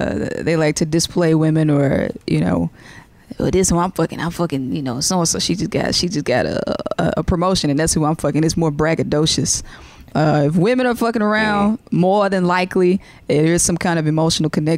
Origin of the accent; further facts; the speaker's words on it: Jackson, Mississippi, United States; moved away; I'm going back to my hometown, Jackson, Mississippi, in September